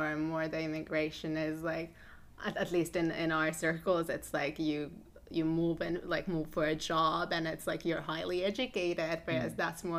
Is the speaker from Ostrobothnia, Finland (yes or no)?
no; Helsinki, Uusimaa, Finland; I was born and raised in Helsinki, immigrant daughter.